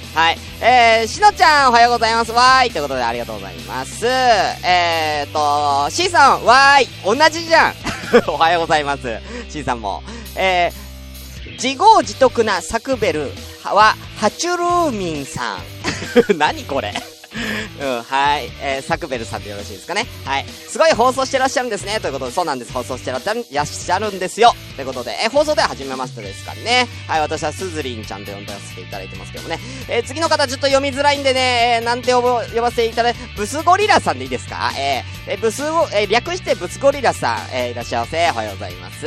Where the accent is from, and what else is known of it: Tokyo, Japan; born or raised there